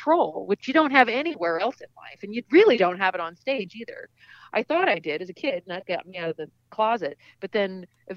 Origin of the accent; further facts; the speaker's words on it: Seattle, Washington, United States; I grew up in Seattle